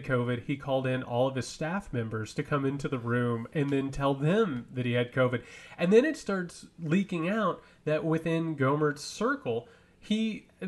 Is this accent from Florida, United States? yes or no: no; Greene County, Indiana, United States; I'm from Greene County, Indiana